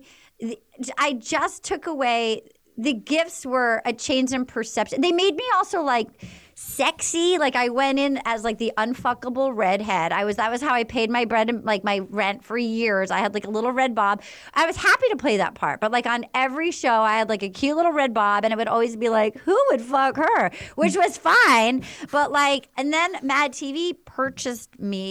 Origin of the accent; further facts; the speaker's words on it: New England, United States; moved away; I grew up in the New England